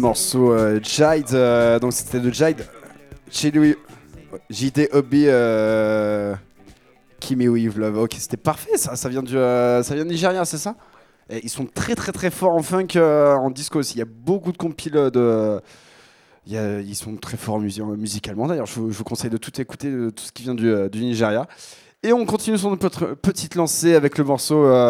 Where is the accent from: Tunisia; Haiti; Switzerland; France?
France; Picardy, Hauts-de-France; accent: Picard; Je viens de Picardie